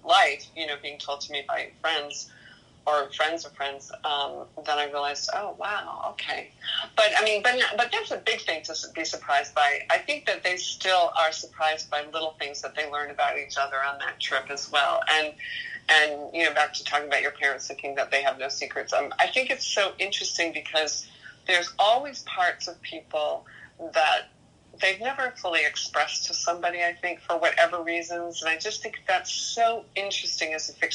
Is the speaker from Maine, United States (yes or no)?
yes; Maine, United States; moved away; also born or lived in New York; I am originally from Maine. Yes. My ancestors go way back to 1603. So I'm really from Maine.